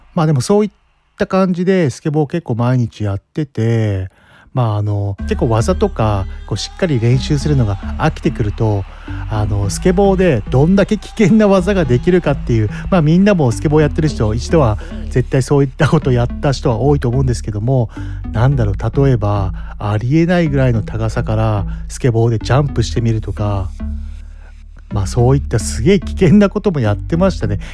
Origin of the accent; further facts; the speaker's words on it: Mito, Ibaraki, Japan; 私、双葉台出身なんで